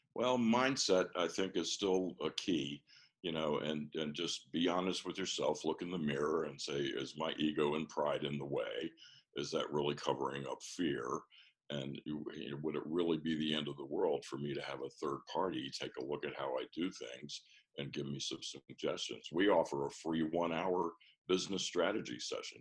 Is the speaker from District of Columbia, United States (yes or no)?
yes; Washington, District of Columbia, United States; I'm from Washington D.C., born and raised, an actual native.